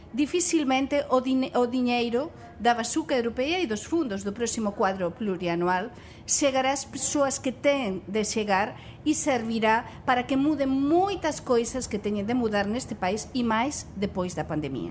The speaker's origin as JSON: {"language": "Portuguese", "country": "Spain", "second_language": "Portuguese", "said": "como espanhola"}